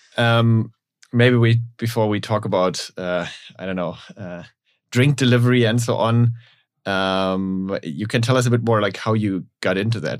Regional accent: Germany; we're both from Germany

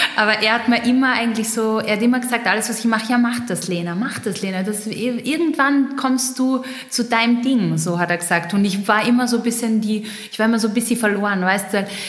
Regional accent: Pöllauer Tal, East Styria, Austria; moved away as an adult; now in Vienna, Austria; ich bin geboren in der Steiermark, ähm, im Pellauer Tal. Da redet man ein bisschen anders als ich jetzt gerade, aber alle, die die Oststeiermark kennen

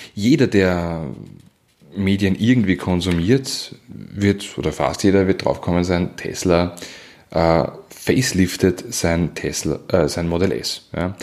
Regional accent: Weinviertel, Lower Austria, Austria; ich komme ja aus dem Weinviertel

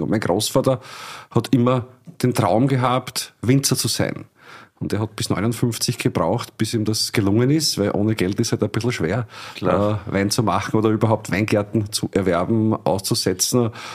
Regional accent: Illmitz, Burgenland, Austria; Ilmitz, meine Heimatgemeinde, zweieinhalbtausend Einwohner

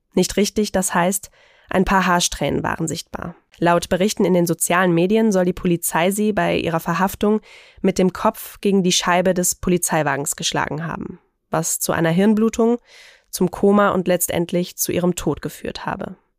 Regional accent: Germany; bei uns in Deutschland

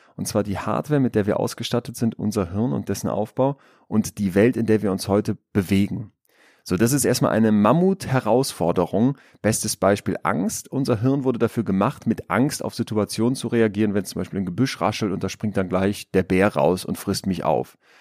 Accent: Münster, North Rhine-Westphalia, Germany; Ich bin Psychologe, ich bin Unternehmer, ich bin aus Münster

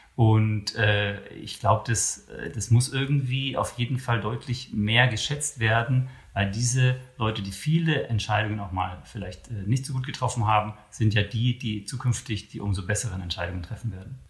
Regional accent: Germany; wir sind in Deutschland

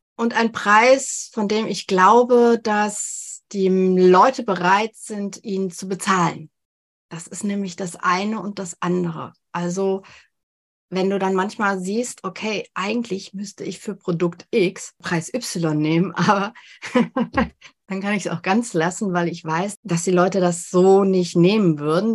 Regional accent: Germany; bei uns in Deutschland

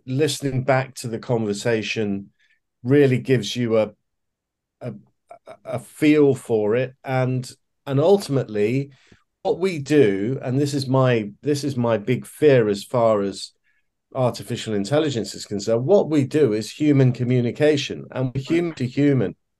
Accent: Leicester, East Midlands, United Kingdom; I grew up in a in a city called uh, Leicester uh, in the English Midlands

